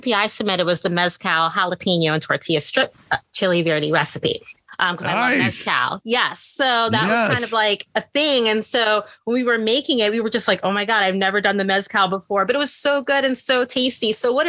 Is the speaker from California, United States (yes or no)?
no; Indiana, United States; now in New York, United States; I'm from Indiana originally. I live in New York.